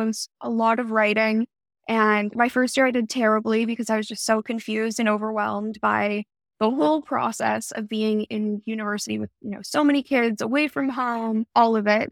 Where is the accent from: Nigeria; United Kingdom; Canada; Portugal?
Canada; Toronto, Ontario; moved away as an adult; also born or lived in Montreal, Canada; now in California, United States; I was born in Montreal, Canada, and my family, my parents, and I, and my brother, we moved to Toronto when I was pretty young. I was probably around, like, two or three years old. So I spent all my formative years really growing up in the city, in Toronto